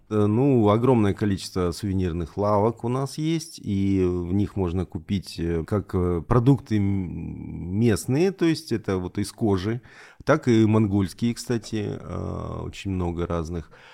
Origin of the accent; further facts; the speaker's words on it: Elista, Kalmykia, Russia; also born or lived in Rostov-on-Don, Russia / Salsky District, Rostov Oblast (ancestry); это моя родина. Я родился, коренной листинец